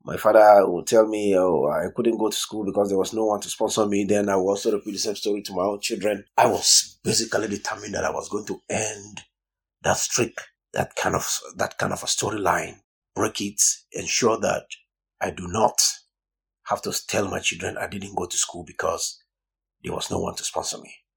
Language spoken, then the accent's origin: English; southern Nigeria, Nigeria; I'm from Nigeria